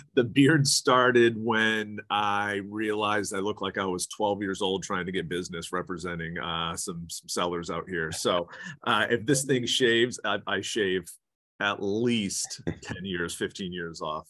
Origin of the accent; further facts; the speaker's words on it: Maine, United States; accent: New England; moved away as an adult; now in California, United States; I'm from Maine originally, so I moved to, to California in two thousand two, three, two thousand three